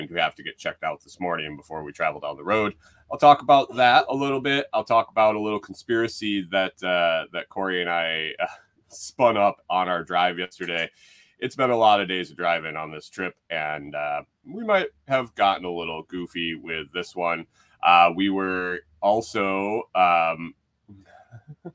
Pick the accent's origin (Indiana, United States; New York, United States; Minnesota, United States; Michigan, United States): Minnesota, United States; moved away; also born or lived in Tennessee; we're from Minnesota